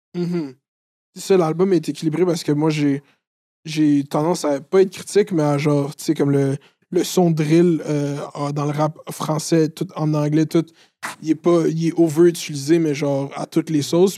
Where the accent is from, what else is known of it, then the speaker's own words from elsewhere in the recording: Laval, Quebec, Canada; je viens de Laval